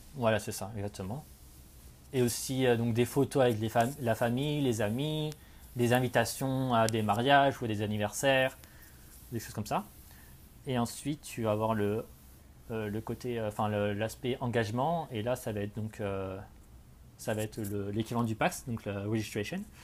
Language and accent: French; Cognac, Nouvelle-Aquitaine, France; moved away as an adult; also born or lived in Paris / Canada / England; now in Melbourne, Australia; je viens de Cognac en Charente